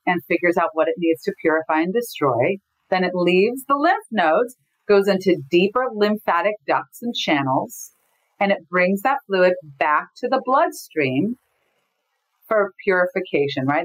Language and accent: English; Los Angeles, California, United States; I grew up in Los Angeles